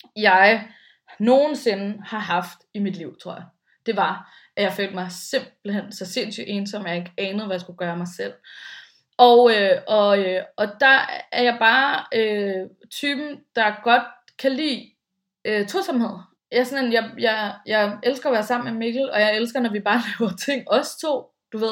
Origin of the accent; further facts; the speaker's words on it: Bornholm, Capital Region of Denmark, Denmark; moved away; jeg stammer jo lidt fra landet, i og med at jeg kommer fra Bornholm